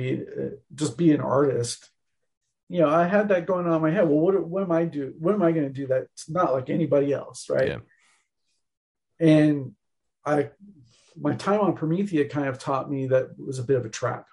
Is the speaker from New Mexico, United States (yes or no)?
no; Bay Area, California, United States; growing up in the Bay Area